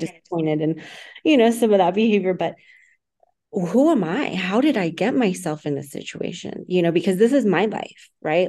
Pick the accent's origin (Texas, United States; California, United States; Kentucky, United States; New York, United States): Texas, United States; I was born in Texas, Latino family, Latino background, raised in a very extreme religious organization